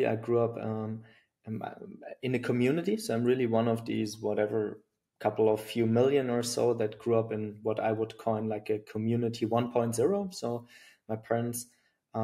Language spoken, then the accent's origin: English; Germany; accent: German; English is a second language; now in Berlin, Germany; my German accent